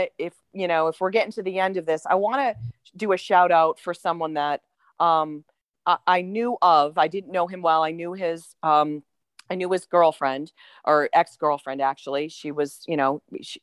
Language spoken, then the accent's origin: English; Manchester, New Hampshire, United States; I grew up in Manchester